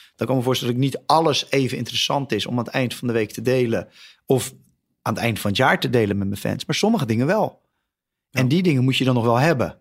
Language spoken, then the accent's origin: Dutch; Netherlands; als Nederlander